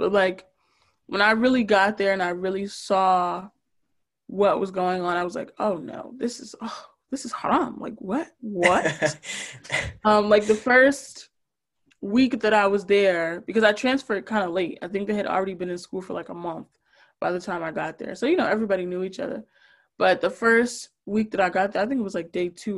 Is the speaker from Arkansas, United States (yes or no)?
no; Newark, New Jersey, United States; now in North Brunswick, United States; I grew up in Newark